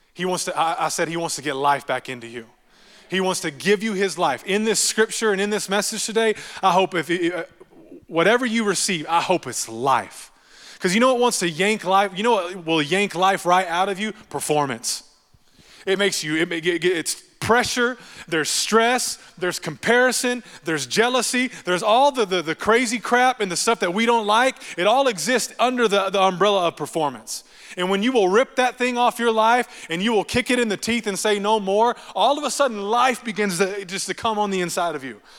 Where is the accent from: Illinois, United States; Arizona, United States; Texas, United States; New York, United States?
Texas, United States; I'm from Texas